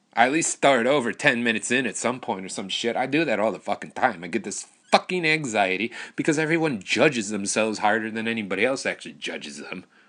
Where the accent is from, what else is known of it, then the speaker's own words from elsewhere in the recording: Wisconsin, United States; I moved back to my hometown